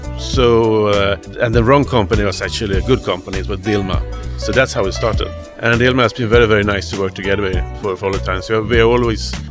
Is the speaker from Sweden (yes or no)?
yes; Sweden; I'm from Sweden